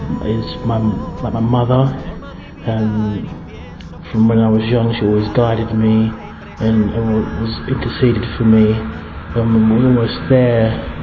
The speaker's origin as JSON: {"language": "English", "country": "St. Lucia", "said": "I'm from the Caribbean, St. Lucia specifically. I'm 30 years old"}